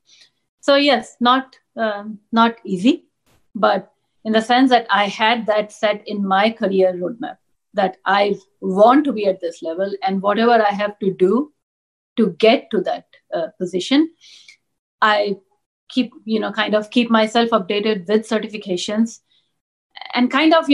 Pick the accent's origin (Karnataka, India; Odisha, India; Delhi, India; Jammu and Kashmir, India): Delhi, India; New Delhi; first language Punjabi; English is a second language; moved away as an adult; grew up in New Delhi, grew up in India